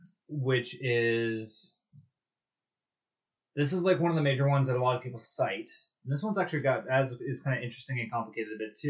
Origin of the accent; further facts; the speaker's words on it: Prince George, British Columbia, Canada; a shout out to Prince George's main pulp industry, my hometown.